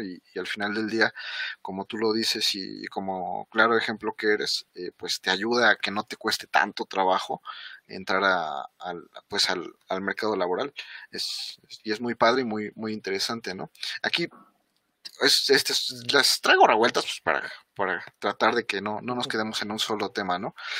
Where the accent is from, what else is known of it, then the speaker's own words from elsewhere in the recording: Mexico; como mexicanos, pues somos morenitos